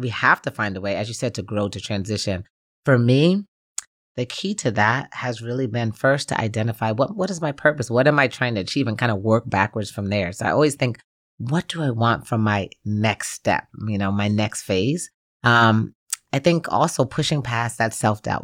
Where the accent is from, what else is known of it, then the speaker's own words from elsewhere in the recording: New Jersey, United States; moved away as an adult; also born or lived in Gainesville, Florida; even though I was raised in New Jersey, Gainesville really is my home.